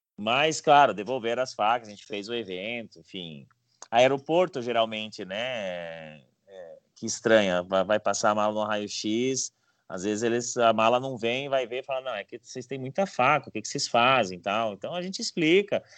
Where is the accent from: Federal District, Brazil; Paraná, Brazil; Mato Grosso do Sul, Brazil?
Paraná, Brazil; moved away as an adult; also born or lived in Curitiba; now in São Paulo, Brazil; eu sou paranaense, filho de gaúcho